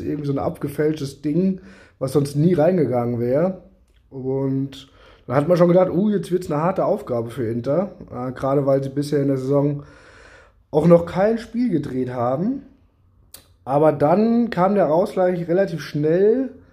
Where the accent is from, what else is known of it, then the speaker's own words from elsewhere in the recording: Germany; als Deutscher